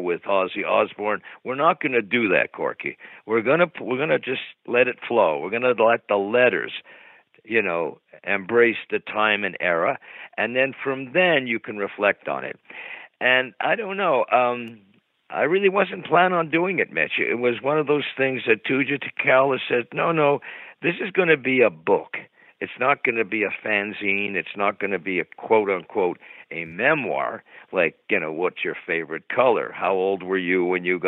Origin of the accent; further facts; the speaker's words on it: Montreal, Quebec, Canada; growing up in Montreal